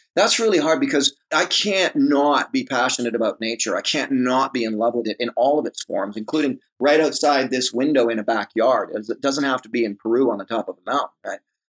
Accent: Toronto, Ontario, Canada; So I'm from Mimico, Ontario, which is Mimico. The west end of Toronto. Yep. Grew up in Mimico.

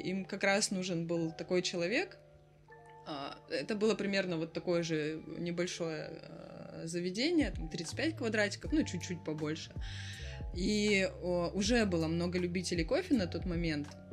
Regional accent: Vladivostok, Primorsky Krai, Russia; now in Batumi, Georgia; я из Владивостока. И у нас кофейня в Батуми

